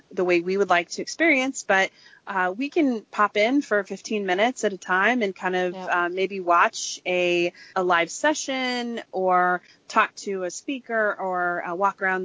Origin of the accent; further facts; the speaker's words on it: Kansas, United States; I was raised by hippies in Kansas.